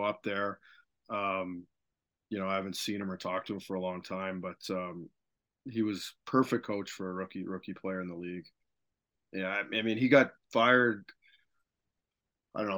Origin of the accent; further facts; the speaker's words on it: Fergus, Ontario, Canada; I'm from Fergus, so it's just up Highway 6